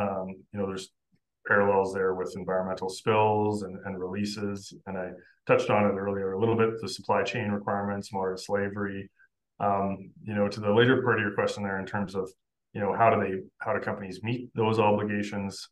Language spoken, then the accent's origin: English; Oxbow, Saskatchewan, Canada; moved away as an adult; now in Calgary, Canada; I grew up in Oxbow, Saskatchewan